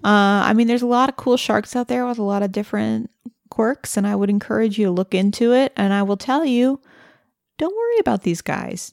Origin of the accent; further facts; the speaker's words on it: Missouri, United States; growing up in Missouri